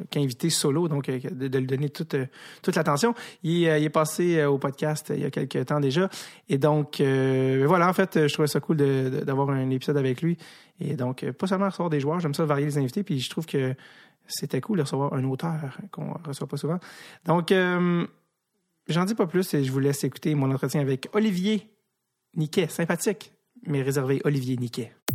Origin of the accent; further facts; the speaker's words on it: Montreal, Quebec, Canada; je viens de Montréal